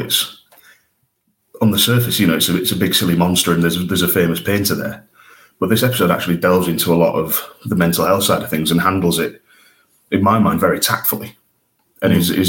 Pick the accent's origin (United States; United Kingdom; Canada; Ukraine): United Kingdom; York, Yorkshire and the Humber; my hometown in York